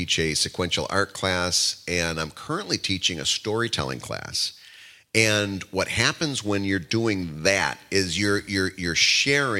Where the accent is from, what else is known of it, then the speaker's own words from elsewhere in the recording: Midwest, United States; now in Philadelphia, United States; I'm from the Midwest